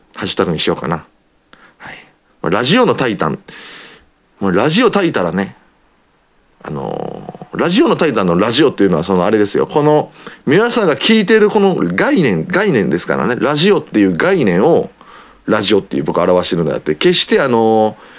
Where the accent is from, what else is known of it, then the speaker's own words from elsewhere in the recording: Osaka, Japan; accent: Osaka dialect; 僕は大阪出身なので大阪弁を使う